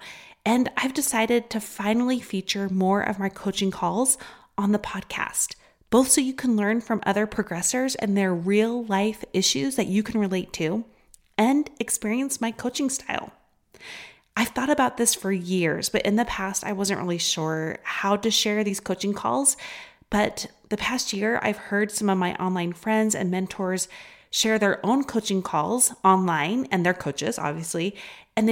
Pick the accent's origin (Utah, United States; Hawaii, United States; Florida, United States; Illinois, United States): Utah, United States; accent: Utah; my Utah accent